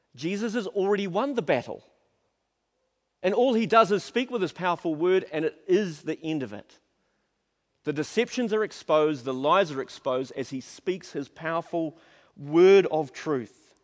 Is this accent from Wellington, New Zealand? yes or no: no; Auckland, New Zealand; also born or lived in Napier; I grew up in South Auckland